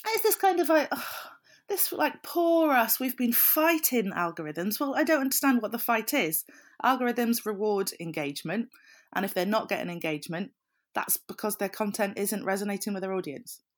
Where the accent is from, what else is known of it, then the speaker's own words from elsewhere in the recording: South Wales, United Kingdom; I'm from South Wales, so I can't think of the word lush without thinking of positive things